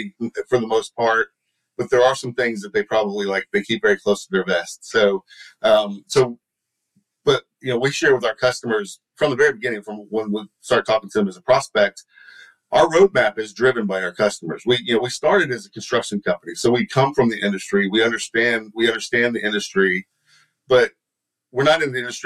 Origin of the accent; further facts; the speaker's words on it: Texas, United States; accent: Texan; my Texan accent